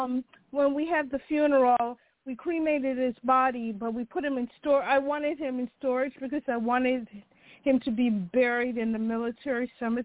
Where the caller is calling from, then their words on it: Chicago, Illinois, United States; from Chicago.